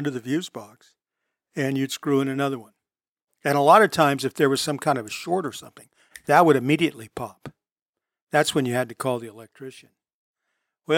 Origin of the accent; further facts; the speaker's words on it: Long Beach, California, United States; my hometown of Long Beach